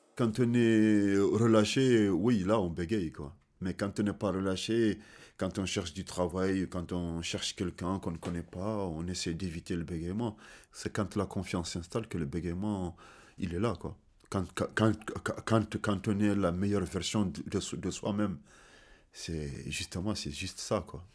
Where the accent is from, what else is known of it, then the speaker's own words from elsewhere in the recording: Kaédi, Mauritania; French is a second language; also born or lived in Senegal; je suis né le six douze dix-neuf cent soixante-dix en Mauritanie et précisément dans ma localité qui s'appelle Ka-, Ka-, Ka-, Ka-, Ka-Eddy